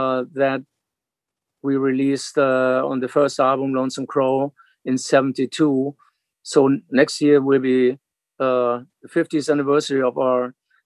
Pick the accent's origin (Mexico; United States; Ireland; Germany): Germany; Hanover, Lower Saxony; English is a second language; a young kid growing up in Hanover, West Germany.